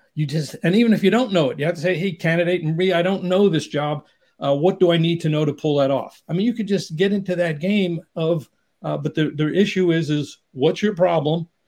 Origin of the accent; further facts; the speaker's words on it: New York City, New York, United States; now in Southern California, United States; I grew up in New York area, New York City area, but living in Southern California